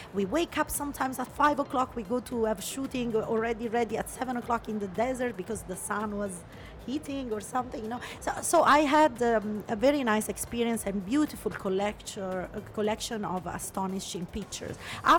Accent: Italy; English is a second language; moved away as an adult; now in United Arab Emirates; because in Italy as well, we were having Italian community mainly, and Italian speaking community mainly.

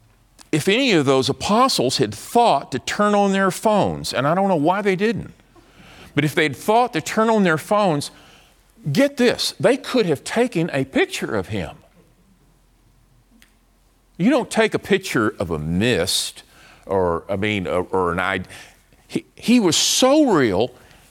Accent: Dallas, Texas, United States; I'm from Dallas, but so Dallas is familiar to me

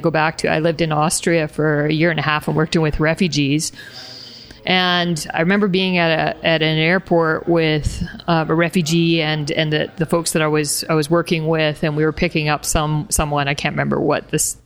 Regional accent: Canada; first language English; moved away; also born or lived in Lithuania; as a Canadian, with a Canadian passport

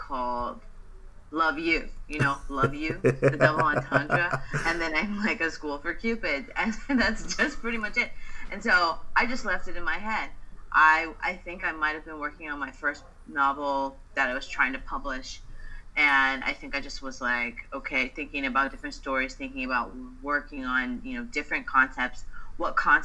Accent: Los Angeles, California, United States; I'm originally from Los Angeles. I currently live in Los Angeles

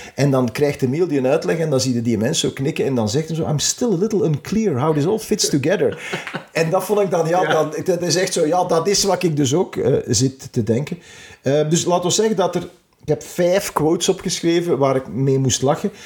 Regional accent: Temse, Flanders, Belgium; mijn geboortedorp, Temse.

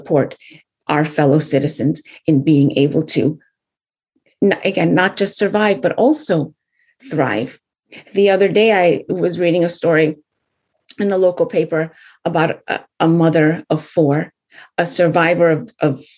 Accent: United States; we are the American story. You know, we were born and raised here

